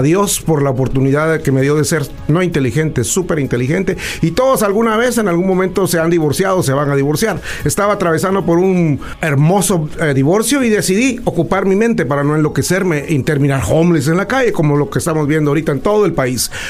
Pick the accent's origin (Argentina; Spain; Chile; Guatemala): Guatemala; now in United States; yo nací orgullosamente en Latinoamérica, en un país, como dice Donald Trump, pedacito así de algo, ah, en Guatemala